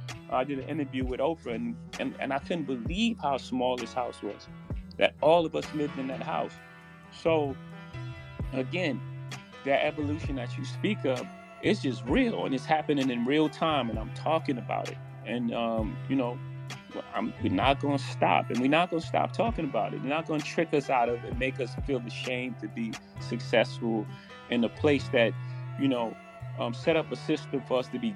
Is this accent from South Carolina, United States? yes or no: no; New York City, New York, United States; I come from Marcy Projects. In my first house, 615 Lexington Avenue.